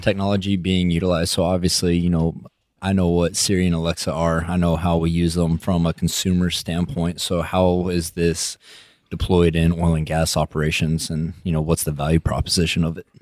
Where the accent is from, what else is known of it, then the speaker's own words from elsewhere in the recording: West Texas, United States; accent: West Texas; my West Texas accent